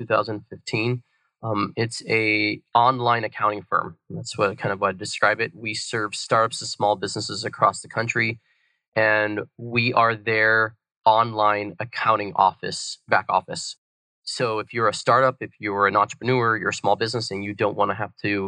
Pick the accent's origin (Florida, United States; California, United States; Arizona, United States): Arizona, United States; Tempe; moved away as an adult; also born or lived in Seattle / Burlington, Vermont; I was born and raised here in Tempe, Arizona, and my parents were refugees from Cambodia